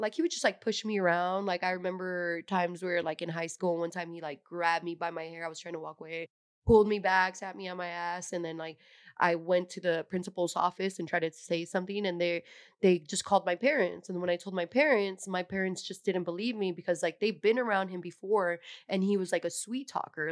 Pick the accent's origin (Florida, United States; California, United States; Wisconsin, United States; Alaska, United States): California, United States; San Jose; I'm originally from San Jose, California. Um, I'm first generation here in the U S. My parents are from Mexico